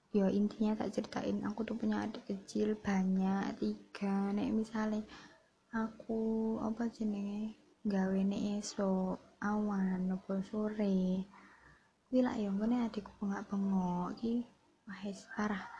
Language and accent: Indonesian; Java, Indonesia; accent: medok (Javanese); Jadi ya maklumi gue nek wong medok ngene iki ya wong Jawa asli ya bro uh, eh, tidak ada campuran apapun